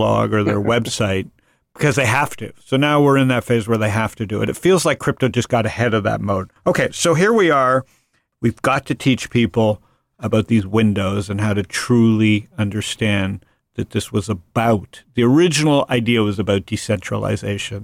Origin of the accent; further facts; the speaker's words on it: United States; I'm an American